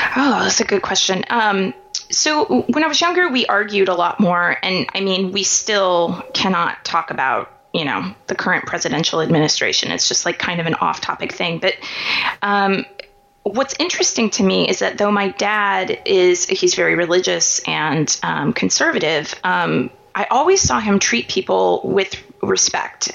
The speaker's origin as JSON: {"language": "English", "town": "Kansas City", "region": "Missouri", "country": "United States", "tie": "born or raised there", "said": "I grew up in Kansas City, Missouri"}